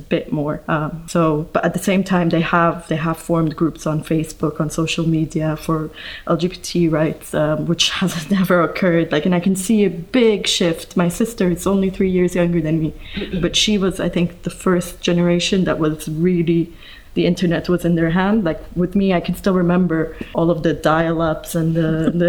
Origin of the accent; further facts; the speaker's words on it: Egypt; I'm from Egypt